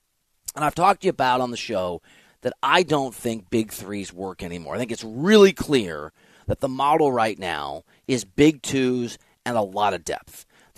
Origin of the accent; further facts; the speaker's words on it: Dubuque, Iowa, United States; moved away; also born or lived in Des Moines, Iowa; Look, I'm from Dubuque, Iowa, okay? I'm from Des Moines, Iowa, Dubuque, Iowa. I love Iowa.